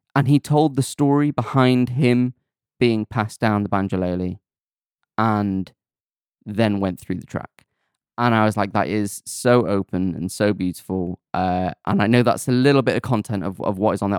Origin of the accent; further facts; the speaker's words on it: Rhyl, Wales, United Kingdom; I'm from Real